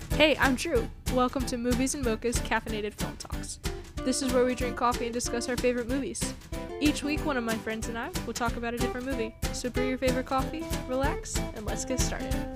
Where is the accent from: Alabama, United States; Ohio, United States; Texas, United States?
Ohio, United States; I grew up in Ohio